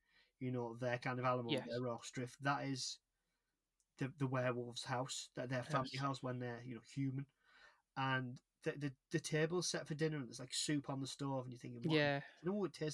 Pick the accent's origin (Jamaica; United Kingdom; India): United Kingdom; we're British